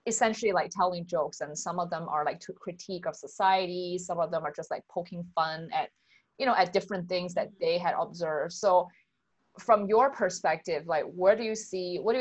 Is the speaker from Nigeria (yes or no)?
no; Singapore; also born or lived in Toronto; now in United States; growing up in Asia, I think in Singapore